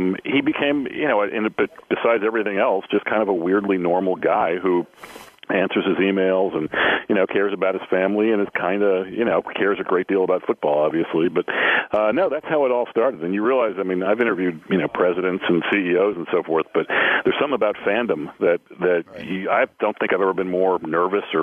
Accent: New England, United States; I grew up in New England.

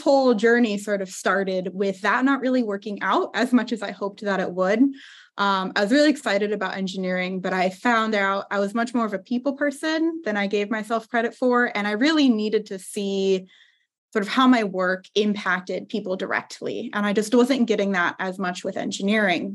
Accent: Southern California, United States; I'm originally from Southern California

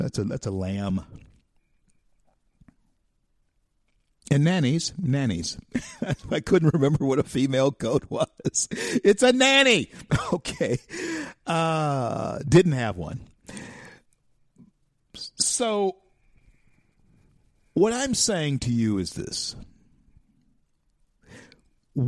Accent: Shreveport, Louisiana, United States; here in my hometown, Shreveport, Louisiana

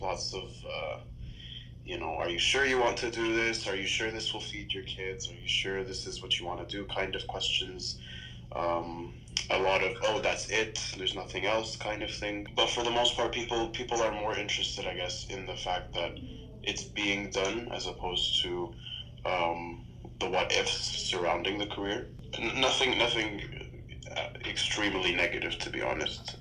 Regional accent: Toronto, Ontario, Canada; also born or lived in Texas; I was born in Toronto, raised in Toronto, um, lived in Texas for, for a little bit, and came back to study.

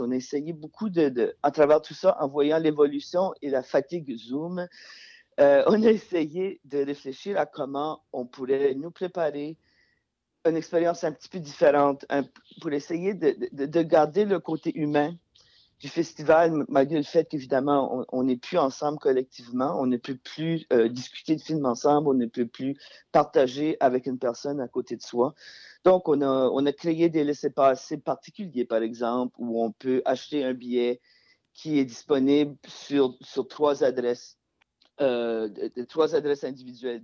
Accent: Acadia, Canada; now in Montreal, Canada; je viens pas du, Québec, je viens de l'Acadie

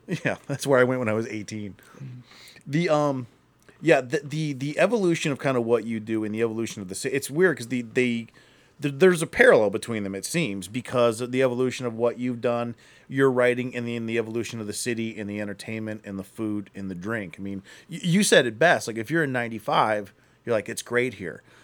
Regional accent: Akron, Ohio, United States; I'm from Akron, so I, I remember living, uh, in Akron

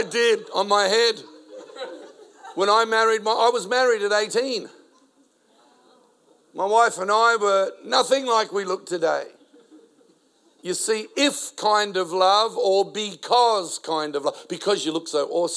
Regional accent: Adelaide, South Australia, Australia; first language Spanish; English is a second language; also born or lived in South America; brought to the country at the age of 4, only spoke Spanish because I was born in South America. Now in an Italian-speaking Australian city, Adelaide.

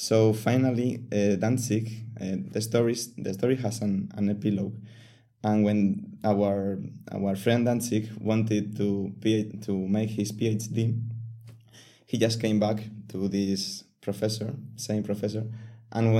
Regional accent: Castilla-La Mancha, Spain; also born or lived in Seville; I am actually from another city, which is in La Mancha

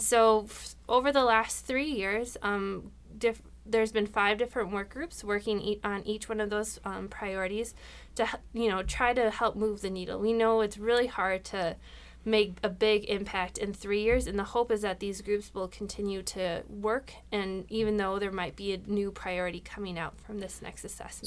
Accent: Rochester, Minnesota, United States; I was born and raised here in Rochester

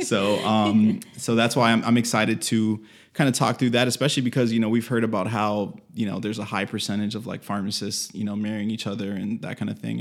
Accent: Miami, Florida, United States; we're actually both from Miami

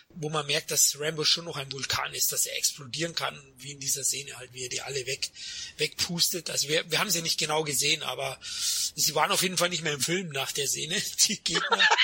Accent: Germany; ich als Deutscher

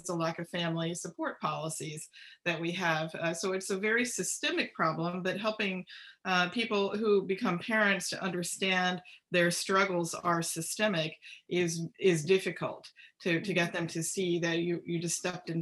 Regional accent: United States; I find myself as an American

